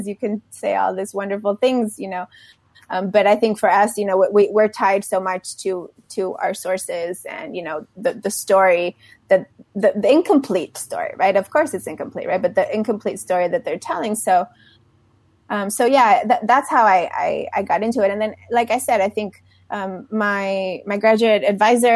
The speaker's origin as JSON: {"language": "English", "region": "Mexico City", "country": "Mexico", "tie": "born or raised there", "also_born_or_lived": "Texas / Delaware", "moved": "yes", "said": "When I was growing up in Mexico City, I went to elementary school there."}